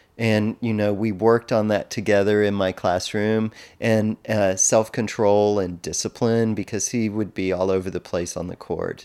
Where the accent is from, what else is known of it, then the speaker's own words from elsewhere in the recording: Texas, United States; growing up in Texas